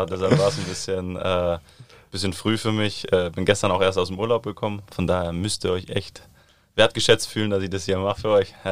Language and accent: German; Southern Germany, Germany; aber ich komme ja eigentlich aus dem Süden des Landes, von daher vermisse ich meine Freunde dann schon, äh, Familie auch.